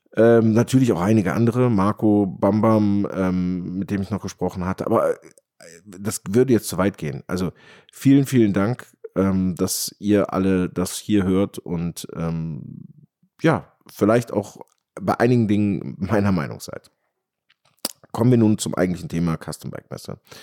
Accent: Rhineland or Ruhr area, North Rhine-Westphalia, Germany; hier bei uns im Rheinland oder im Ruhrgebiet

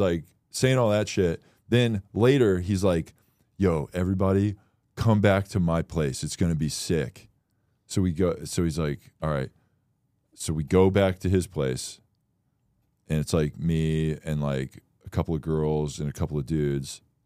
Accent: Florida, United States; I'm from Florida

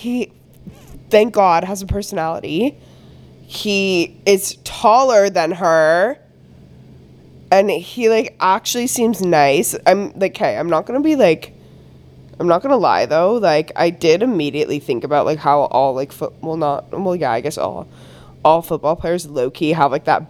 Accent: Canada; I'm Canadian

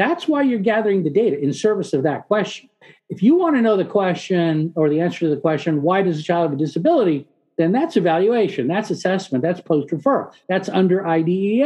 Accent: San Diego, California, United States; English is a second language; moved away; I grew up in San Diego, so it's always a homecoming for me

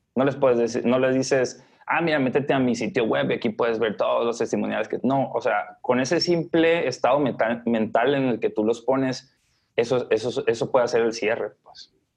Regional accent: Los Mochis, Sinaloa, Mexico; now in Guadalajara, Mexico; yo vivo en Guadalajara, ¿no? Este, Soy de Los Mochis, Sinaloa

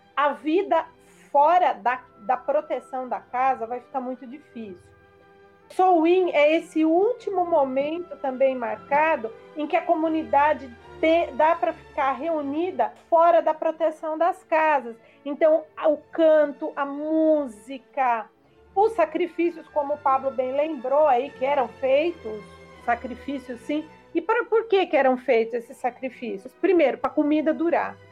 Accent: Brazil; nós, como brasileiros, como falantes da língua portuguesa

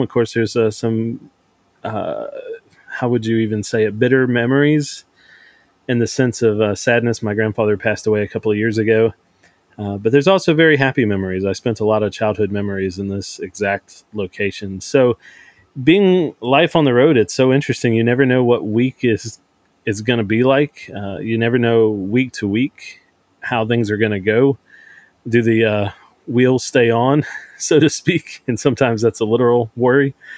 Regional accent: Cajun, Louisiana, United States; I'm a Caucasian white guy. Uh, I'm a Cajun

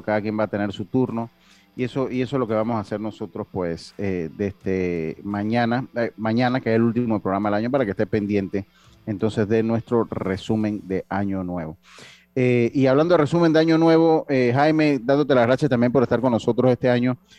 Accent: Los Santos, Panama; yo soy eh, eh, de la provincia de Los Santos

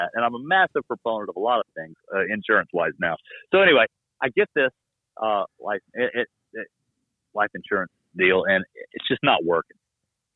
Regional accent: Florida, United States; I'm from Florida

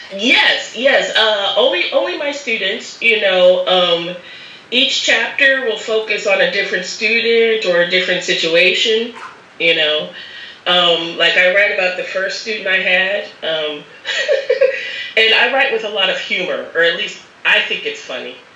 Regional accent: Akron, Ohio, United States; moved away as an adult; also born or lived in Syracuse, New York; now in Barcelona, Spain; I was born in Akron, Ohio. Mm -hmm. You know, the same hometown as LeBron James

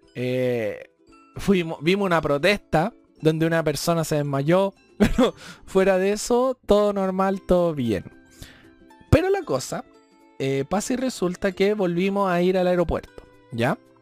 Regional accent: Chile; yo soy chileno

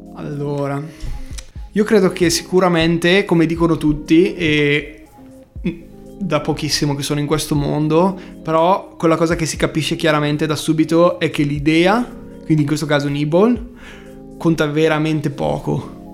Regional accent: Bergamo, Lombardy, Italy; accent: Bergamasque; also born or lived in Milan; è un po' pesante il nostro accento

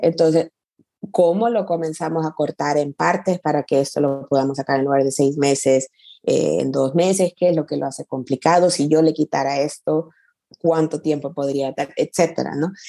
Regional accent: El Salvador; also born or lived in San Francisco, United States / Mountain View, United States / London, United Kingdom; now in Barcelona, Spain; soy, soy salvadoreña de nacimiento, El Salvador es todavía mi casa

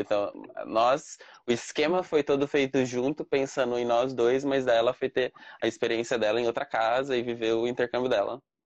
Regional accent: Cambé, Paraná, Brazil; moved away as an adult; now in Dublin, Ireland; do Paraná, de Cambé, ali do lado de Cambé, né? De lá de Londrina.

